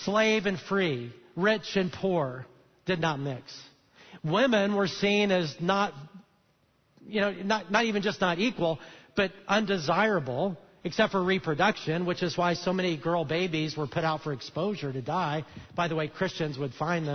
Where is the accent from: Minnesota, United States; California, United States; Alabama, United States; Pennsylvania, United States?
Alabama, United States; I'm from Alabama